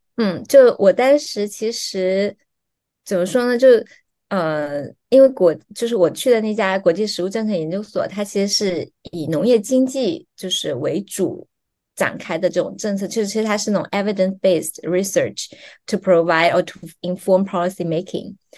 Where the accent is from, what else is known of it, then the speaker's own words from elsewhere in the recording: Fuzhou, Fujian, China; accent: southern; first language Chinese; moved away as an adult; also born or lived in Beijing / Seattle / Washington, D.C.; now in Berlin, Germany; 我是出生在就是福州郊区西郊的一个就是小村子，然后是在那边，呃，上，上完小学